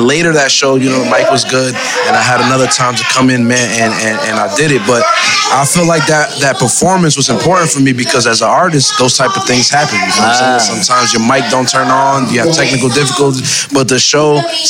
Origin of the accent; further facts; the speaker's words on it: New Jersey, United States; also born or lived in Louisiana; I was born in Louisiana, but raised in Jersey, man.